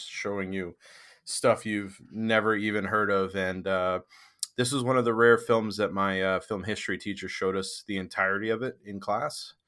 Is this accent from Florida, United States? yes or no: no; Maine, United States; also born or lived in Boston area, Massachusetts; now in Boston, United States; I grew up in Maine